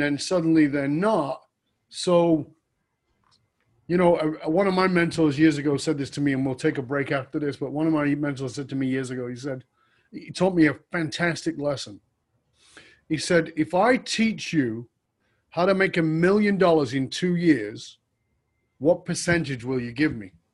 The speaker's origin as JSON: {"language": "English", "country": "United Kingdom", "tie": "born or raised there", "said": "I was born in Northern England"}